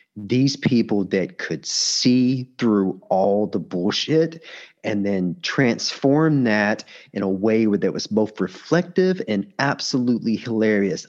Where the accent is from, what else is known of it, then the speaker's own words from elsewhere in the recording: United States; as an American